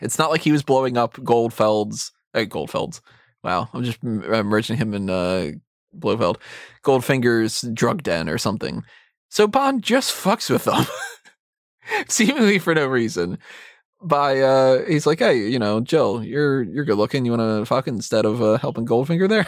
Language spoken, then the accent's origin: English; United States; as an American